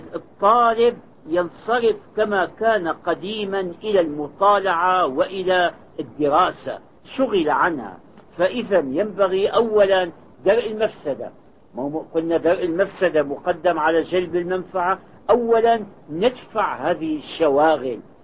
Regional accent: Syria; moved away as an adult; now in Saudi Arabia; كان عندنا بالشام أستاذنا محمد كرد علي

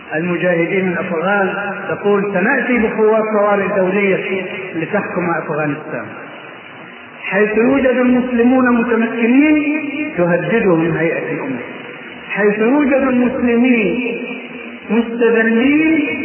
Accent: Egypt; أنا مصري

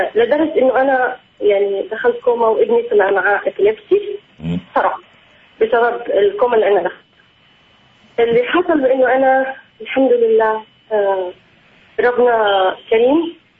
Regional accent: Palestine; also born or lived in Jordan / Al Ain, United Arab Emirates; انا فلسطينيه تزوجت من واحد مصري

